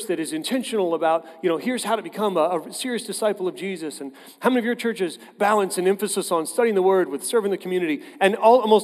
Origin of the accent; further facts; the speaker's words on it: Tulsa, Oklahoma, United States; I grew up in Tulsa